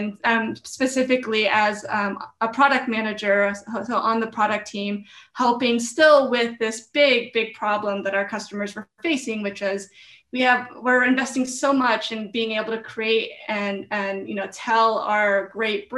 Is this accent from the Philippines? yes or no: yes; Philippines; I'm Filipino. My family's from the Philippines. I was born in the Philippines